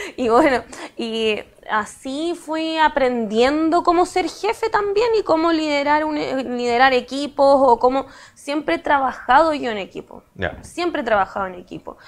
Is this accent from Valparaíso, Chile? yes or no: yes; Valparaíso, Chile; moved away as an adult; also born or lived in La Florida, Santiago; now in Santiago, Chile; yo soy de Valparaíso también